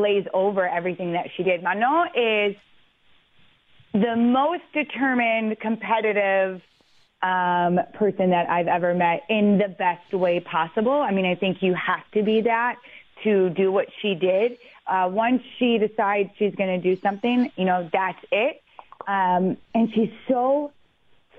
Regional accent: Detroit, Michigan, United States; now in New York, United States; I grew up in Detroit

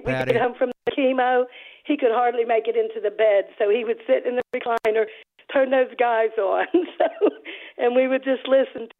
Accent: Pittsburgh, Pennsylvania, United States; moved away as an adult; now in Upper East Tennessee, United States; I am from Pittsburgh. I grew up in the Pittsburgh area.

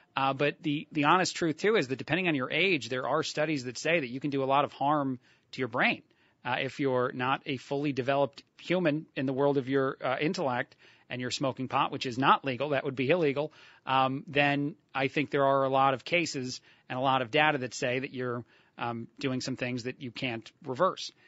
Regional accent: New Jersey, United States; moved away; I, born and raised in, in New Jersey

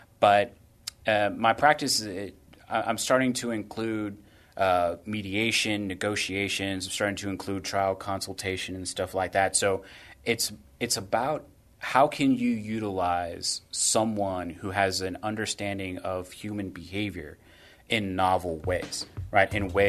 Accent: Corpus Christi, Texas, United States; also born or lived in San Antonio; Well, I was born here in San Antonio, but we moved around a lot when I was a kid. So we ended up settling in Corpus Christi, Flower Bluff to be exact, high school, college, graduate school

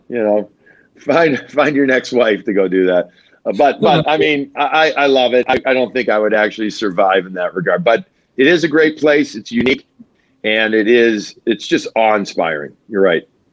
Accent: Chicago, Illinois, United States; also born or lived in Long Island; now in Boston, United States; I'm Chicagoan. I love my deep dish.

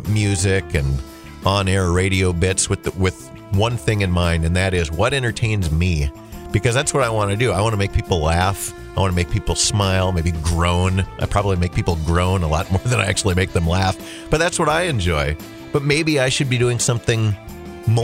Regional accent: Holly, United States; born or raised there

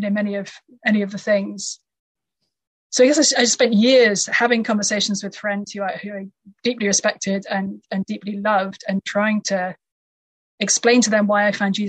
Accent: United Kingdom; moved away as an adult; now in United States; I come from the UK. I lived there all through my childhood

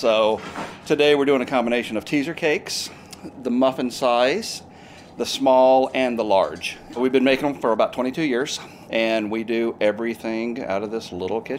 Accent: Mississippi, United States; now in Missouri, United States; so I grew up in Mississippi. We had 13 pecan trees on our property.

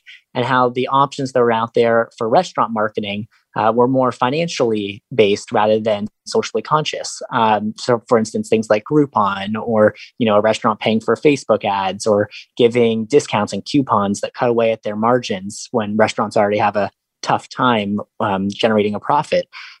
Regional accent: Los Angeles, California, United States; now in St. Louis, United States; So I came here from Los Angeles and then I launched Gift a Meal in October 2015

